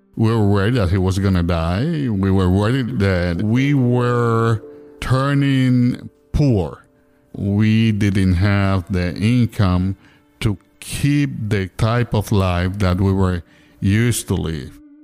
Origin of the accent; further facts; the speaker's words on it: Ponce, Puerto Rico; also born or lived in San Juan; I was coming from Ponce to San Juan, so I was crossing the island